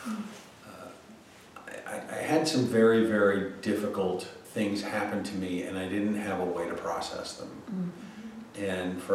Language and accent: English; Connecticut, United States; I grew up in Connecticut to a very, very well-to-do family